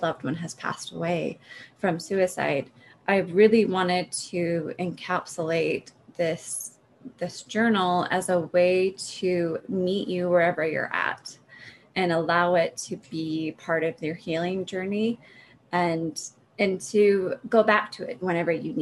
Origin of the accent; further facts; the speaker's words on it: Utah, United States; moved away as an adult; also born or lived in Oregon / Colorado; I'm from Utah. I was born and raised here.